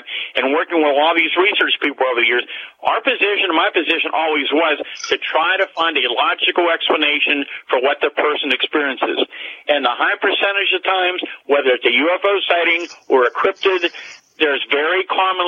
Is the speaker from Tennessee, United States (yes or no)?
no; Greensburg area, Pennsylvania, United States; in my hometown, several miles from where I live, what was then by the Green Gate Mall